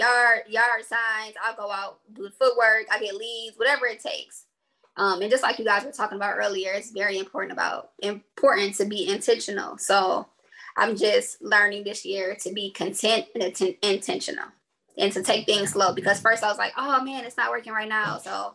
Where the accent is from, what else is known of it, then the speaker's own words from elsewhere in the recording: Detroit, Michigan, United States; moved away as an adult; I'm from Detroit originally.